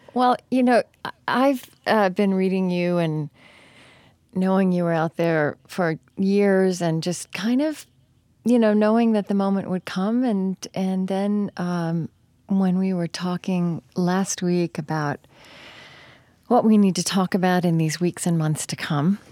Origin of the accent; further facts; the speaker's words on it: Oklahoma, United States; also born or lived in New England; now in upper Midwest, United States; I grew up in Oklahoma